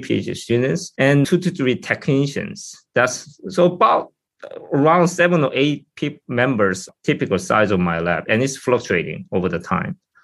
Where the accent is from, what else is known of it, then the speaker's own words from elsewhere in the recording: South Korea; moved away as an adult; now in United States; I'm from South Korea originally, and I went to Seoul University